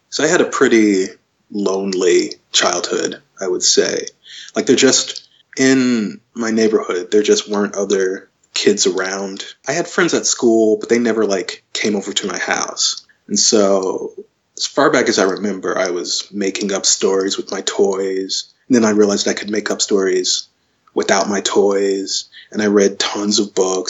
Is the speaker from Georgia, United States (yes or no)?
yes; Covington, Georgia, United States; moved away as an adult; I grew up in Covington, which is a small town, kind of in the... Now it's really a suburb of Atlanta